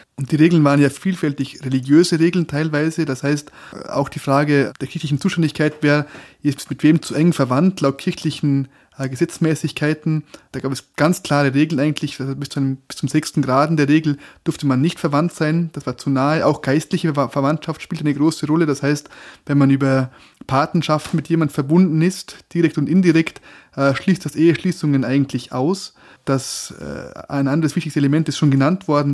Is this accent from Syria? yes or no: no; Bregenzerwald, Vorarlberg, Austria; moved away as an adult; now in Innsbruck, Austria; Ich bin ja ein, ein Bregenzer Wälder Gewächs, also ähm, bis in, ich weiß nicht, in welche Generation zurück, soweit ich weiß jedenfalls ähm, und bin im bäuerlichen Milieu aufgewachsen